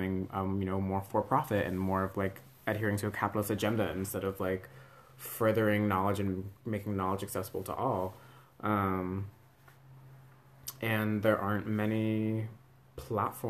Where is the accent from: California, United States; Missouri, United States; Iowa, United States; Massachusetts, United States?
California, United States; Northern; now in Burlington, United States; I'm from California